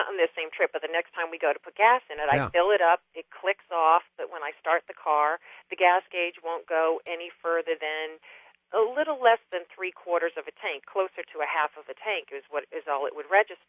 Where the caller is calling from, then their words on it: Indian Head, Maryland, United States; Indian Head, Maryland.